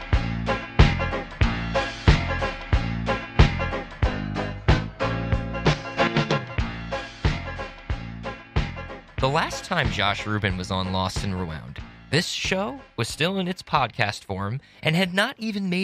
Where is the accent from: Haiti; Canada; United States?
United States; Woodstock, New York; growing up in Woodstock, New York